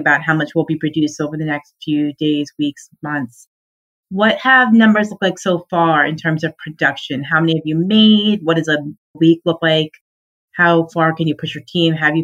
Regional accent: Suffolk County, Long Island, New York, United States; I'm from Suffolk County, New York, Long Island

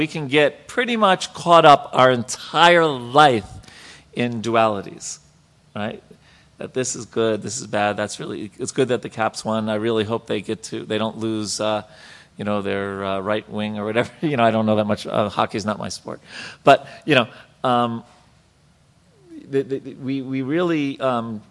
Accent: New York, United States; I'm from New York

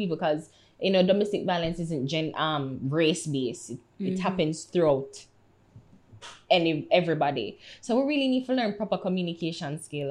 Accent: Jamaica; I'm Jamaican

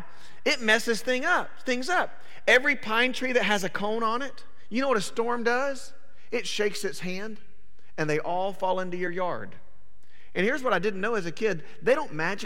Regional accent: Panama City, Florida, United States; moved away; We grew up for about 5 years of our life in Panama City, Florida.

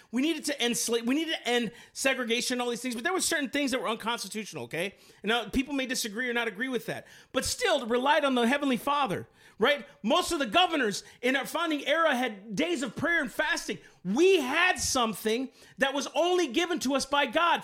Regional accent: United States; I'm an American

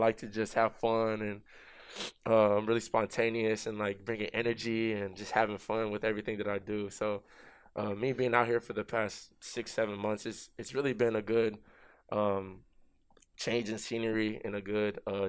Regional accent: Austin, Texas, United States; moved away as an adult; also born or lived in Leander, Texas; now in New York, United States; It started back home in Texas. I was born and raised in Austin, Texas. Me and my family moved to a surrounding city near Austin called Leander when I was probably in like middle school.

